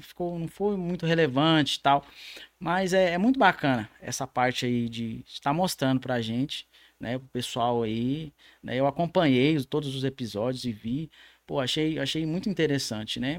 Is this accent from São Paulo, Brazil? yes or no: yes; São Paulo, Brazil; now in Minas Gerais, Brazil; sou lá do estado de São Paulo.